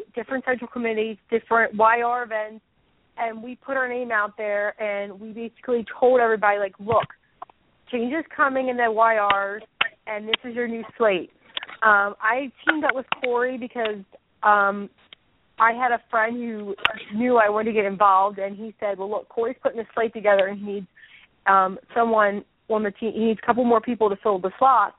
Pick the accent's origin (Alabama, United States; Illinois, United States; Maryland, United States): Maryland, United States; Dundalk; I'm from Dundalk.